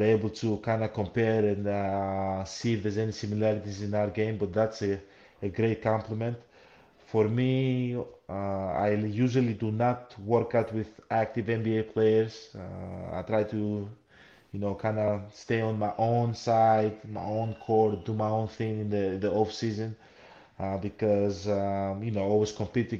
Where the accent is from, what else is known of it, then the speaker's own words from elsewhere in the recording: Greece; also born or lived in Nigeria (ancestry); I was born in Greece